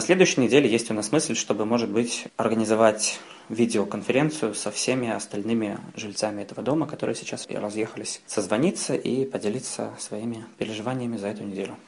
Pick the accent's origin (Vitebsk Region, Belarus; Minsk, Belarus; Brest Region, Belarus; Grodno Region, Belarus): Minsk, Belarus; moved away as an adult; now in Paris, France; я из Минска, из Беларуси. И я второй год живу сейчас в Париже